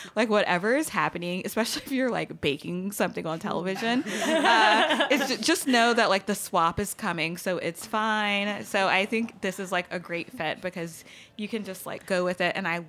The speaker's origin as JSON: {"language": "English", "town": "Baton Rouge", "region": "Louisiana", "country": "United States", "tie": "born or raised there", "also_born_or_lived": "Los Angeles", "moved": "as an adult", "said": "Born and raised in Baton Rouge, like birth until I left for college, and I went to school in L.A."}